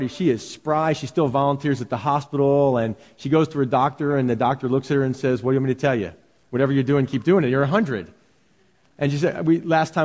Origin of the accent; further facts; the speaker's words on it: Philadelphia, Pennsylvania, United States; where I grew up in Philadelphia, the city of brotherly love